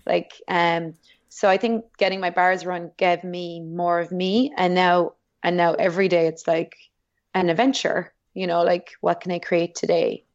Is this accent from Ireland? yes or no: yes; Ireland; being Irish